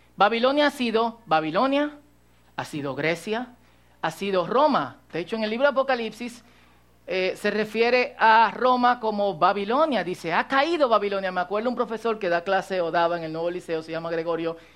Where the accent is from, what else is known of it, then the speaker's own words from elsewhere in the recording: Cotuí, Sánchez Ramírez, Dominican Republic; yo soy dominicano, se me nota. Eh, aunque ustedes no crean, mucha gente me pregunta, ¿tú eres de aquí? Eh, sí, de Cotuí.